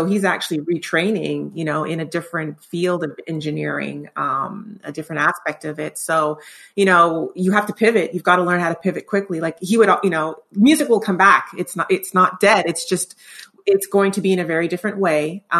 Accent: Canada; Which is, that boggles my mind as a Canadian.

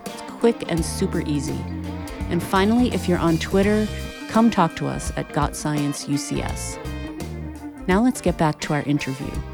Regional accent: Massachusetts, United States; my home state of Massachusetts

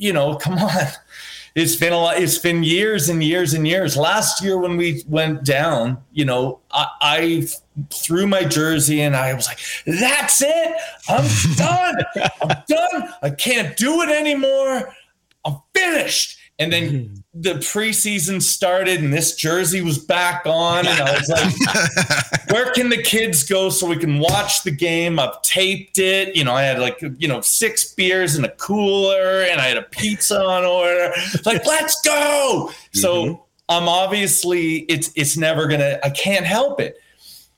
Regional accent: Ontario, Canada; moved away as an adult; also born or lived in Barrie, Ontario; now in British Columbia, Canada; Growing up in Ontario

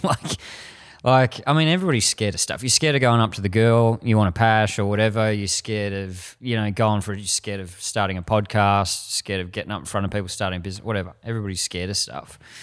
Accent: Frankston, Victoria, Australia; I grew up in Frankston and that was the mold of a man

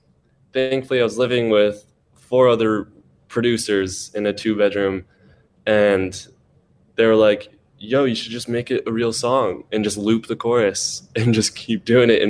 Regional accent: Seattle, Washington, United States; we're both from Seattle

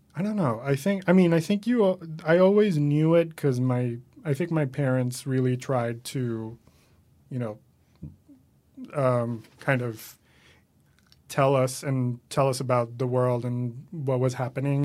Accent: Caracas, Capital District, Venezuela; moved away as an adult; now in New York, United States; I'm from Venezuela, originally born and raised there

